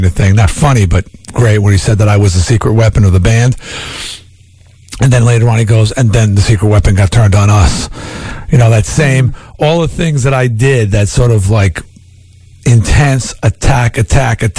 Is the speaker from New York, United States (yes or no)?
yes; Long Island, New York, United States; I was from Long Island